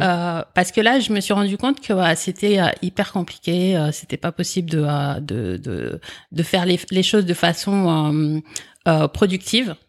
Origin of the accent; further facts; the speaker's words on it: France; also born or lived in Comoros; je suis né aux Comores et à l'âge de 8 ans, je suis venu en France. Et euh, en fait, j'ai un, schéma familial particulier parce qu'en fait, j'ai été élevé par ma grande sœur en France